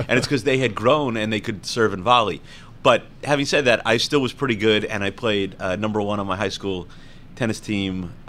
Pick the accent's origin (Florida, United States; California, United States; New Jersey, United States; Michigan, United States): Florida, United States; Homestead; born there; Actually, it wasn't just Homestead, Florida. I was born on Homestead Air Force Base, which was, of course, later demolished by Hurricane Andrew. So I was an Air Force kid.